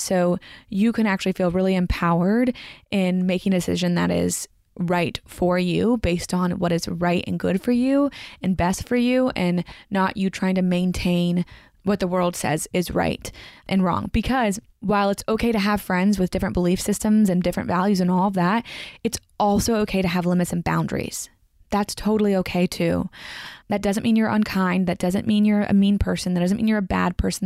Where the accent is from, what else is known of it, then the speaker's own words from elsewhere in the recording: Franklin, Tennessee, United States; the Franklin Theater in my hometown where I grew up